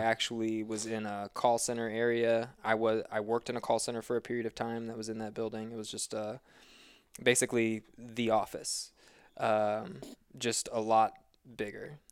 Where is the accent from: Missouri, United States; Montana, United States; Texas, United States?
Missouri, United States; moved away as an adult; now in Boulder, United States; I'm a certified personal trainer and competitive trail runner living in Boulder, Colorado, but I am originally from Missouri